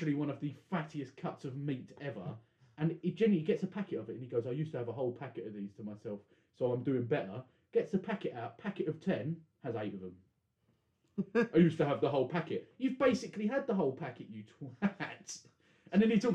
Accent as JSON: {"language": "English", "region": "England", "country": "United Kingdom", "said": "we felt a bit bad as the English, and how we celebrate Easter"}